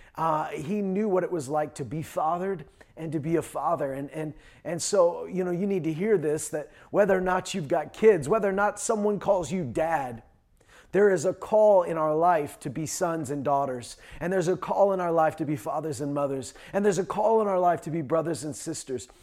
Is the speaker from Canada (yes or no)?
yes; Canada; also born or lived in Saskatchewan / Alberta; I was born and raised in Saskatchewan and Alberta.